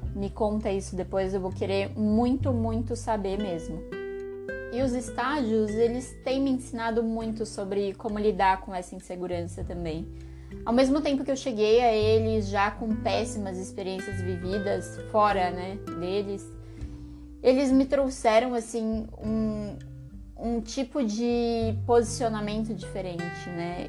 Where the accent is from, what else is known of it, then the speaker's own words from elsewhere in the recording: São Paulo, Brazil; Eu que sou de São Paulo